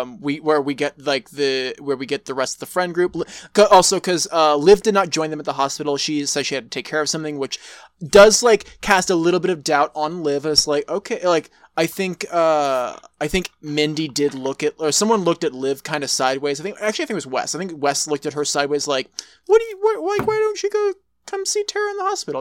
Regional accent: Texas, United States; I'm from Texas

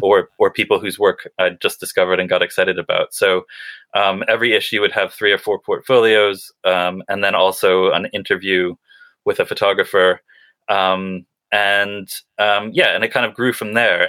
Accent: Western Massachusetts, United States; now in United Kingdom; I grew up in New England in kind of Western Massachusetts

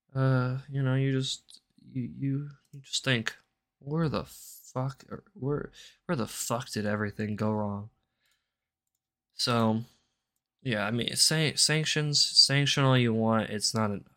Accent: United States; I'm an American

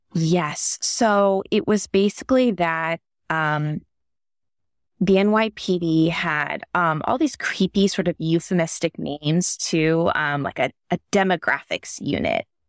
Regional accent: Northern Virginia, United States; moved away; also born or lived in New York City; I grew up in Northern Virginia in like the suburbs of DC

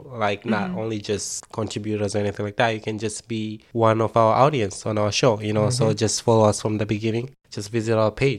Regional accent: Tanzania; moved away as an adult; also born or lived in upstate New York; now in United States; my first time when I came to America from Tanzania

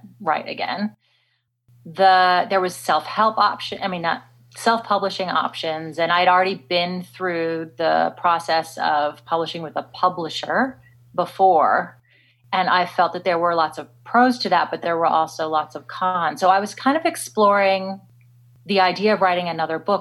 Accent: Washington, District of Columbia, United States; moved away as an adult; now in Australia; I was born and raised in America, in the DC area, for the most part.

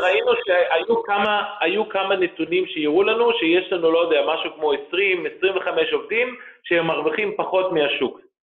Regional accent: Germany; moved away as an adult; also born or lived in Israel / Frankfurt / Berlin / Dortmund; now in Bucharest, Romania; נולדתי בארץ, ההורים שלי עזבו את הארץ כשהייתי בן שלוש, ארבע. אני גדלתי בגרמניה

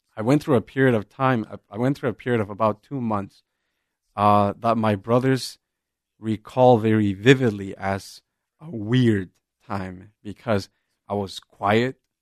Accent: Jalisco, Mexico; moved away; I'm originally from Jalisco, and I grew up in a very small town, just rural, as rural as as it can get

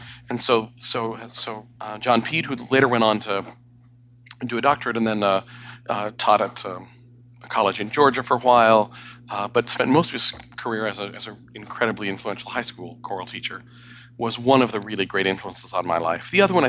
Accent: Sierra Leone; also born or lived in Bangkok, Thailand; So I grew up in Western Africa, Sierra Leone, and Southeast Asia, Bangkok, Thailand.

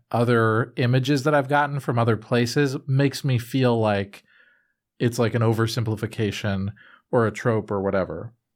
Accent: United States; I am an American

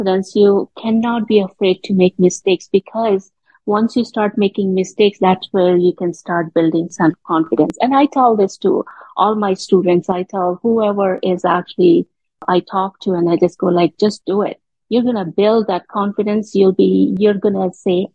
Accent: India; moved away as an adult; now in Canada; I'm born and raised in India. And I moved to Canada when I was 24 years old.

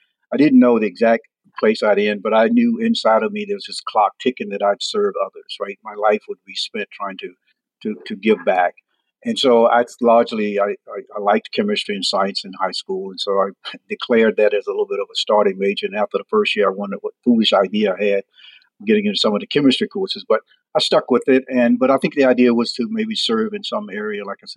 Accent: Chesterfield, South Carolina, United States; born or raised there; moved away as an adult

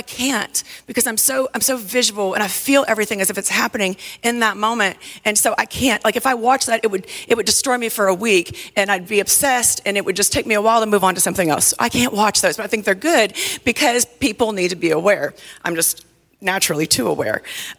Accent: the South, United States; when I was younger, I just thought, oh, I parent like a Southerner. I'm from the South. That's just how I do it.

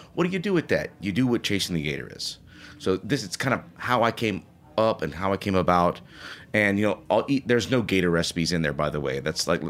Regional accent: Cajun country, Louisiana, United States; now in New Orleans, United States; I'm from Cajun country. I've been eating this stuff my entire life.

